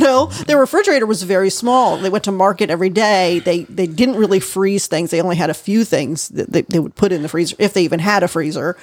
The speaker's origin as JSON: {"language": "English", "country": "United States"}